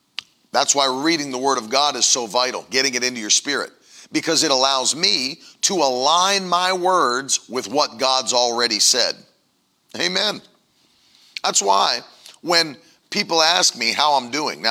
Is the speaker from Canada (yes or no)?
no; West Virginia, United States; I grew up in West Virginia